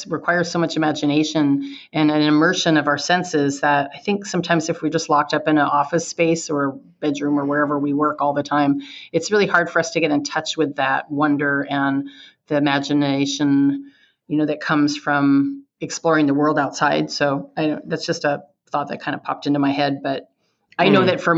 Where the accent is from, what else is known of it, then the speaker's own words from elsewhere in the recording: California, United States; I was born and raised in California.